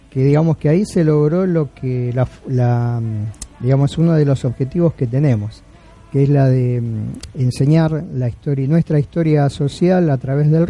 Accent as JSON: {"language": "Spanish", "town": "Merlo", "region": "Buenos Aires Province", "country": "Argentina", "said": "me invitan a una charla ahí en Merlo, donde, de donde yo soy vivo, este, sobre rock argentino"}